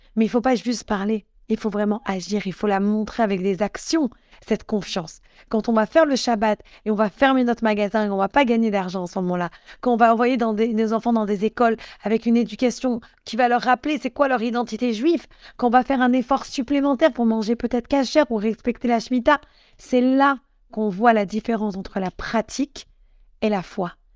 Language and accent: French; Morocco; je suis marocaine